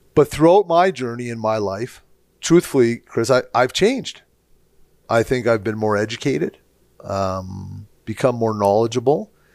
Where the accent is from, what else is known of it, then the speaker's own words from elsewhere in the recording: St. Albert, Alberta, Canada; I grew up in Straight Albert, uh, same era as you